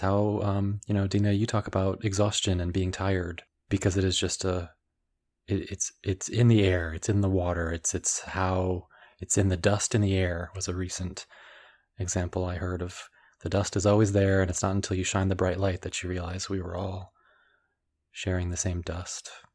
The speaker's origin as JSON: {"language": "English", "town": "Washington", "region": "District of Columbia", "country": "United States", "tie": "born or raised there", "said": "I was born in the Washington, D C area in the States"}